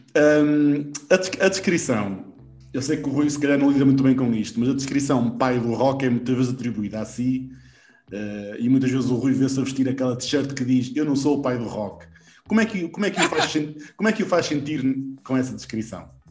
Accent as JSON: {"language": "Portuguese", "town": "Valbom", "region": "Porto District", "country": "Portugal", "said": "eu sou de Valbão"}